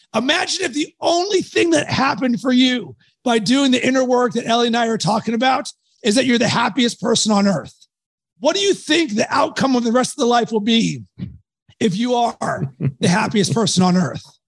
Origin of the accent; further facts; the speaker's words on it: Pittsburgh, Pennsylvania, United States; I was raised in Pittsburgh